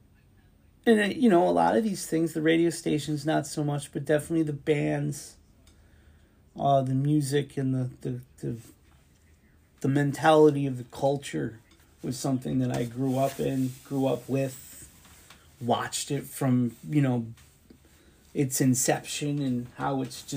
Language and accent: English; Bridgeport, Connecticut, United States; Here in my hometown Bridgeport